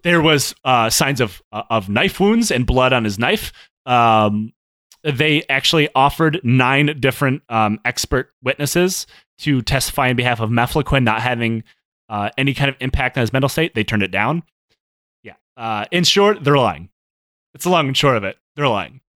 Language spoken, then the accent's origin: English; Michigan, United States; I'm from Michigan, obviously, since they just insulted the way I speak